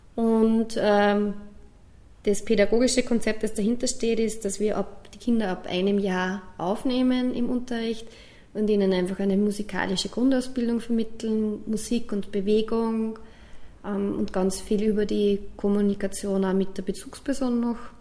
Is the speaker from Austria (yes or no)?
yes; Bad Hall, Upper Austria, Austria; also born or lived in Kirchdorf an der Krems; im Batal, da wo ich aufgewachsen bin